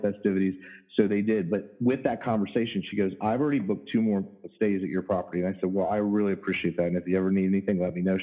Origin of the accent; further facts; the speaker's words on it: Virginia Beach, Virginia, United States; I was born in Virginia Beach, Virginia